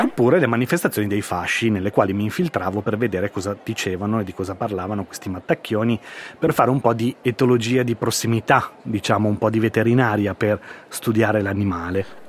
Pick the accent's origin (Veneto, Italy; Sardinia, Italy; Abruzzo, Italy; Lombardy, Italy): Veneto, Italy; now in Milan, Italy; sono veneto, ci beviamo un po' tutto da quelle parti